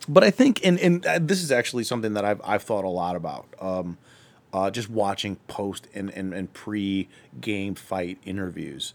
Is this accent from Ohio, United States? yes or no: yes; Akron, Ohio, United States; I'm from Akron